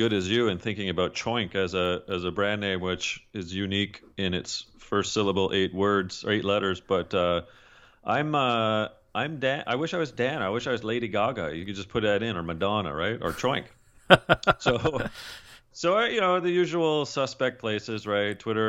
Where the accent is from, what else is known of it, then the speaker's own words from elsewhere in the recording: Canada; Well, I'm Canadian, and don't hold that against your northern neighbor